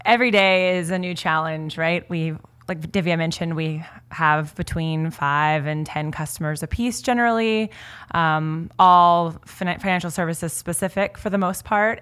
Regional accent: Kansas, United States; now in California, United States; I'm originally from Kansas

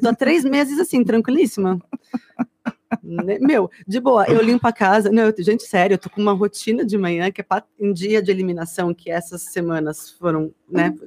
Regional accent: São Paulo, Brazil; nós somos paulistas

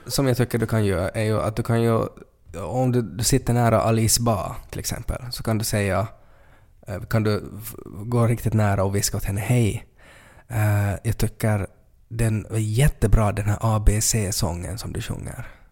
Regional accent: Finland; som finlandssvensk

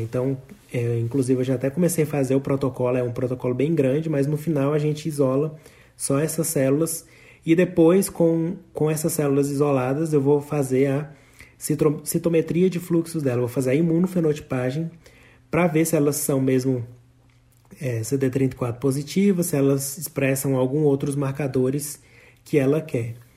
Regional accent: Brazil; moved away as an adult; sou do Brasil

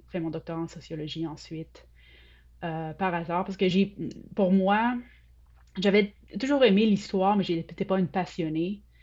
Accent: Sainte-Foy, Quebec, Canada; moved away as an adult; Oui, je viens de Québec, la ville de Québec. J'ai grandi à Sainte-Foy. Euh, j'ai quitté pour l'université, j'avais 20 ans.

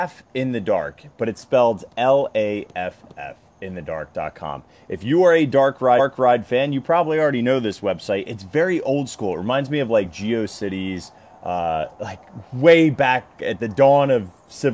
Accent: New Jersey, United States; my home state of New Jersey

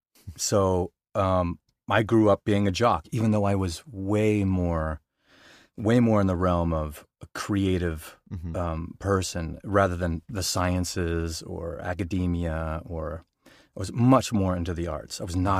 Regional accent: Boulder, Colorado, United States; also born or lived in Denver; I, like I said, I was born in Denver, and then we moved to Boulder. Crunchy Boulder.

